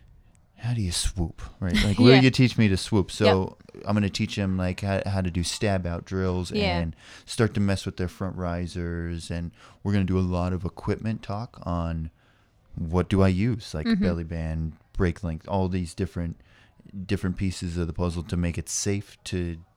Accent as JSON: {"language": "English", "region": "Hawaii", "country": "United States", "said": "And I came from Hawaii. We deal with the wind a lot."}